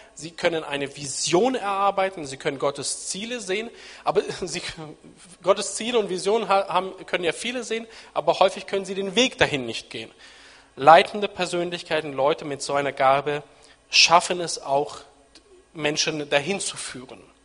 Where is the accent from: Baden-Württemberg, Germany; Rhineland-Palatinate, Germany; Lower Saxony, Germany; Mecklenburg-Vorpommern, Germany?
Lower Saxony, Germany; Nienburg; ich bin in Nienburg an der Weser aufgewachsen, in Niedersachsen, da bin ich aufgewachsen, sozialisiert